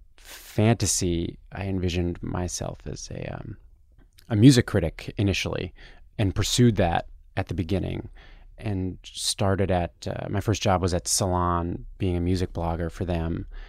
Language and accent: English; Toronto, Ontario, Canada; moved away as an adult; now in New York, United States; I'm from Toronto, Canada, and I came to New York to try and work in journalism in two thousand five.